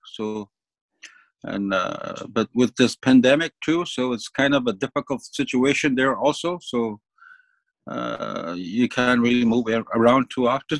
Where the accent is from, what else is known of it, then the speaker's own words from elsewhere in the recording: Moose Factory, Ontario, Canada; moved away; Moose Factory comes to my mind, my hometown